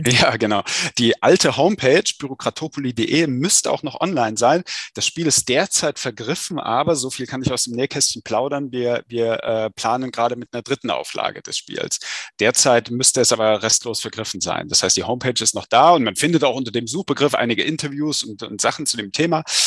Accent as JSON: {"language": "German", "town": "Saalfeld", "region": "Thuringia", "country": "Germany", "tie": "born or raised there", "moved": "as an adult", "lives_now": "Berlin, Germany", "said": "ursprünglich komme ich äh, aus äh, Saalfeld an der Saale in Südthüringen und wie du schon sagtest, ne, aus, einer, aus einer Angestelltenfamilie, Arbeiterfamilie. Ähm, und äh, ja, bin dort zur Schule gegangen"}